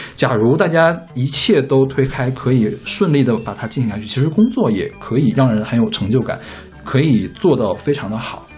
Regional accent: Northeast China, China; moved away; 我是东北人，我们家那边日出特别早

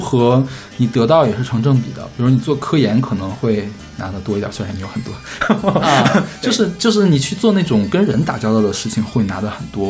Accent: Northeast China, China; moved away; 我是东北人，我们家那边日出特别早

